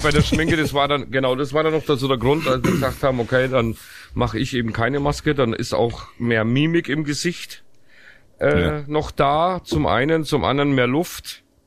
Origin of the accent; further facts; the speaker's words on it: Southern Germany, Germany; Deswegen bin ich auch aus dem Süden